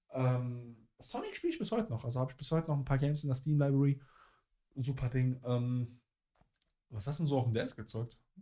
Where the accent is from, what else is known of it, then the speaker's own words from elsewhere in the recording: Cologne, North Rhine-Westphalia, Germany; bei uns in Köln